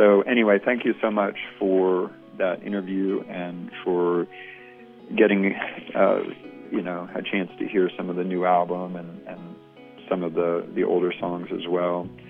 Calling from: Atlanta, Georgia, United States; I'm from Atlanta, Georgia.

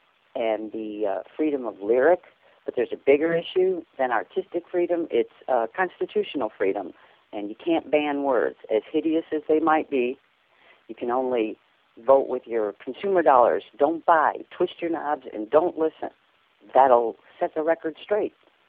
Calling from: Joliet, Illinois, United States; I'm from Joliet, and I'm responding to the conversation about lyrics.

